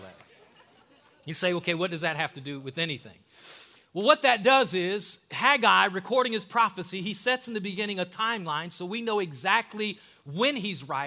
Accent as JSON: {"language": "English", "region": "the North", "country": "United States", "moved": "yes", "lives_now": "Alabama, United States", "said": "I'm from the North"}